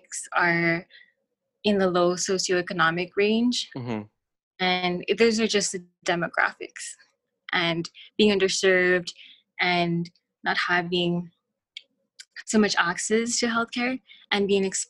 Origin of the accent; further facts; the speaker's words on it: El Paso, Texas, United States; I'm from El Paso